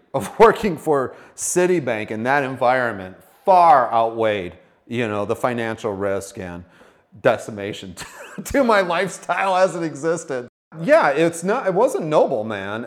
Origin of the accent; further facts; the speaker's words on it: Sioux Falls, South Dakota, United States; also born or lived in Valley Springs / Brandon; I grew up in Sioux Falls area